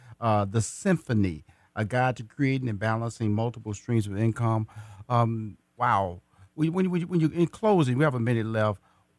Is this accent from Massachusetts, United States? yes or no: no; Houston, Texas, United States; See, I'm from Houston, Texas, so I know Dallas, 240 miles of I-45 north, So I've been up there.